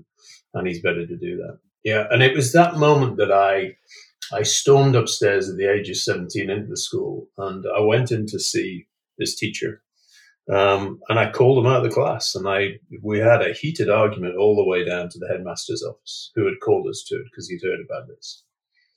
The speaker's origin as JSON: {"language": "English", "country": "United Kingdom", "tie": "born or raised there", "also_born_or_lived": "Scotland / North East England", "said": "I grew up in Scotland in the northeast of England"}